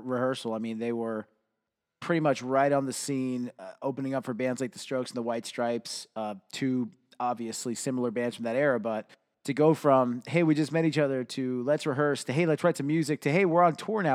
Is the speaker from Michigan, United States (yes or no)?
no; Florida, United States; also born or lived in Cuba; now in Ohio, United States; I grew up in Florida, was born in Cuba. I now call Ohio home